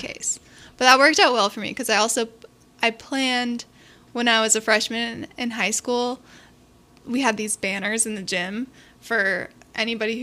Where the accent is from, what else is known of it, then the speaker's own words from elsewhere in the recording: Bellevue, Washington, United States; also born or lived in Gainesville, Florida; I grew up in Bellevue, Washington